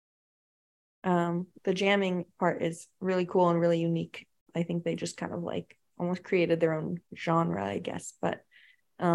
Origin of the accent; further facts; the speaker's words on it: Palo Alto, California, United States; now in Tennessee, United States; I'm from Palo Alto, and my first show ever was at a pizza store down the road from my house